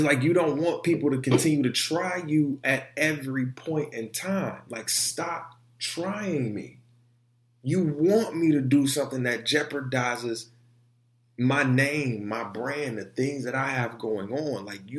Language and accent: English; Detroit, Michigan, United States; also born or lived in Orlando, United States; Like, I come from Detroit. I come from Orlando, Central Orlando, too, the hoods of Orlando.